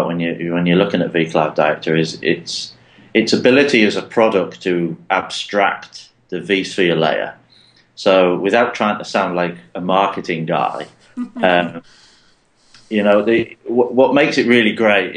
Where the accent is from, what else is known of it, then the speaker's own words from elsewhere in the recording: Middlesbrough, North East England, United Kingdom; moved away as an adult; now in Palo Alto, United States; Hail from Mike's neck of the woods up in Middlesbrough in the northeast of England, hence my tragic accent